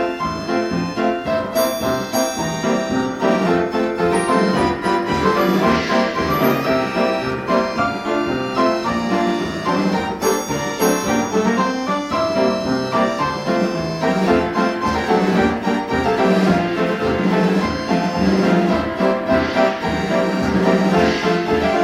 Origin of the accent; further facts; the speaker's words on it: Cornwall, South West England, United Kingdom; I'm a Cornish boy, so it's like, you know, it's an event on my patch